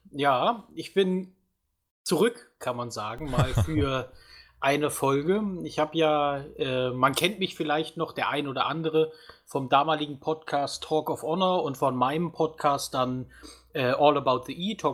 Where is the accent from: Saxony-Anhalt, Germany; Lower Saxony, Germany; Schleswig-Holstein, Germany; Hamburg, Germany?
Saxony-Anhalt, Germany; Halle; ich komme ja aus Halle, deswegen war letzte Woche sehr viel los hier in unserem beschaulichen Städtchen, kann